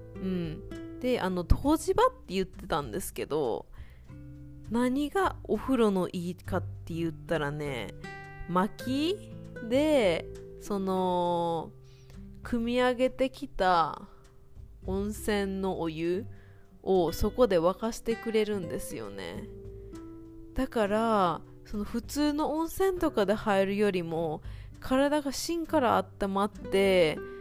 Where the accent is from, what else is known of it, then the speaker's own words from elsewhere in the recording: Kobe, Hyogo, Japan; 私神戸出身なんですけど